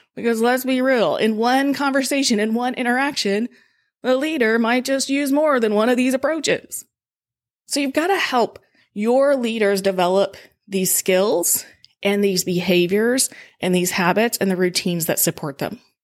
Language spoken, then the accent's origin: English; Georgia, United States; moved away as an adult; also born or lived in Colorado; now in Evansville, United States; I grew up in Georgia, so I've lived it before, but I also left Georgia like seventeen years ago